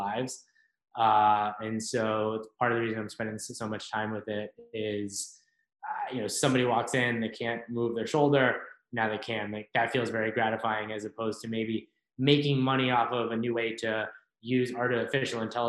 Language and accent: English; Worcester, Massachusetts, United States; also born or lived in El Salvador (ancestry) / Providence; I grew up in Worcester, Massachusetts